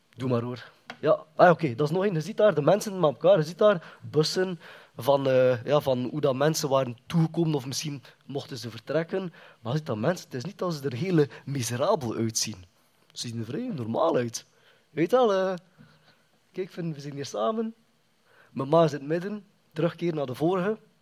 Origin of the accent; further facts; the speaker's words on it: Kortrijk, Flanders, Belgium; Ik ben toegekomen als een baby opgegroeid in Kortrijk